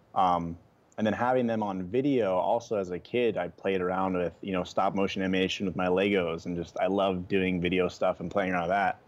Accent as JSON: {"language": "English", "region": "Oregon", "country": "United States", "tie": "born or raised there", "moved": "as an adult", "lives_now": "Hawaii, United States", "said": "I grew up in Oregon, and that's where my, like, passion for the outdoors started"}